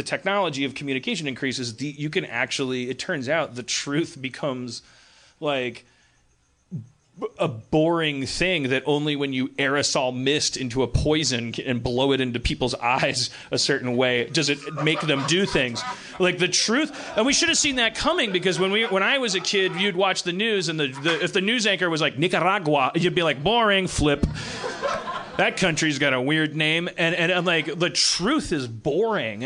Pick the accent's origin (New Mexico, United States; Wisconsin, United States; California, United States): Wisconsin, United States; Milwaukee; growing up in Milwaukee